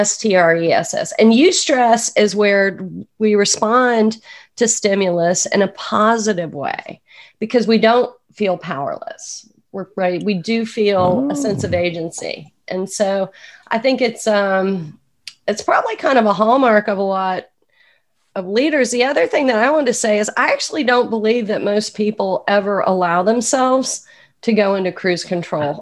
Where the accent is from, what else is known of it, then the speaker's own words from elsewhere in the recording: Atlanta, Georgia, United States; also born or lived in New York City, New York; now in Woodstock, United States; I grew up in Atlanta, Georgia, so the accent is authentic